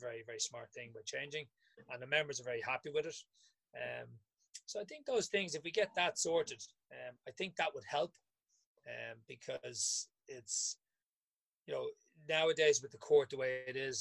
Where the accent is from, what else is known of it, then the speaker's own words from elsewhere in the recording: Ireland; as a kid growing up in Riversdale